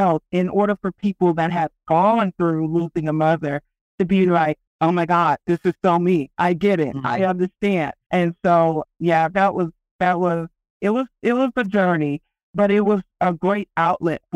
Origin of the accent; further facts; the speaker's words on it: Texas, United States; now in Colorado, United States; I'm from Texas